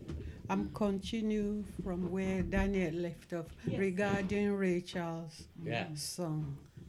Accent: Nigeria; moved away; I was born in Nigeria, but I've been here for a while with my hubby and my children.

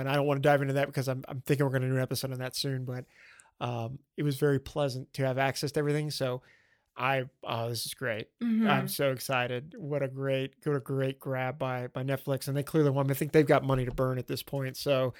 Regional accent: the South, United States; Well, I grew up in the South, and let me tell you, everybody doesn't do a good Southern accent.

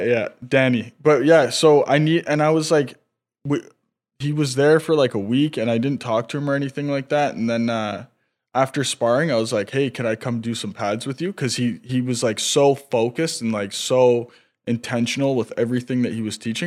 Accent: North Vancouver, British Columbia, Canada; Oh, me too.

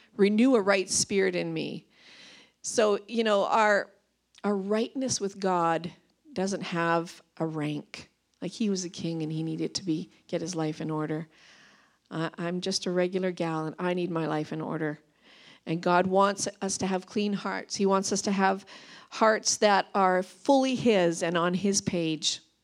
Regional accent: Vancouver Island, British Columbia, Canada; moved away as an adult; now in Revelstoke, Canada; I'm from Vancouver Island

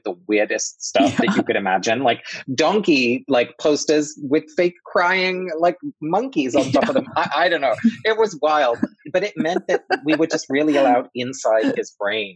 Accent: England, United Kingdom; I grew up in England. My parents are both Dutch, but I was born in England

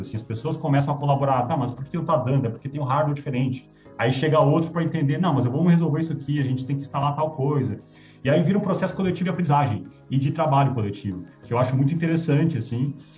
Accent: Rio Grande do Sul, Brazil; moved away; Rio Grande do Sul, de onde eu vim

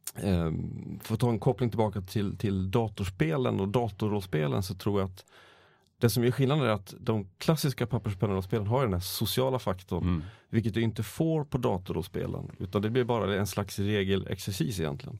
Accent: Borlänge, Dalarna County, Sweden; Jag hade min, min bakgrund i Borlänge

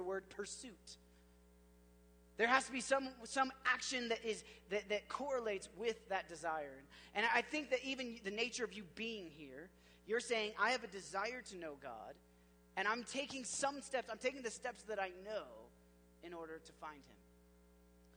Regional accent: Oklahoma, United States; I grew up in Oklahoma

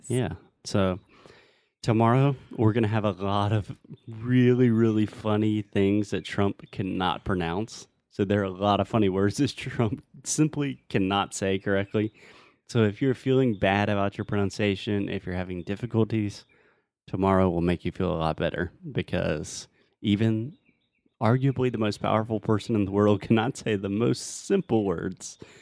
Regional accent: South Carolina, United States; moved away; I'm from the South. I'm from South Carolina

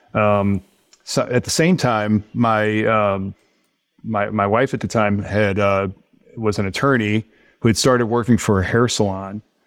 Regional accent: St. Louis, Missouri, United States; I grew up in Saint Louis

